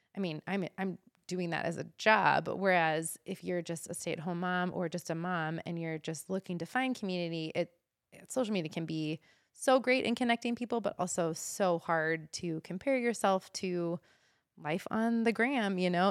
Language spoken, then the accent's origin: English; Omaha, Nebraska, United States; moved away as an adult; also born or lived in Pocatello, Idaho; now in Boise, United States; growing up in Omaha, Nebraska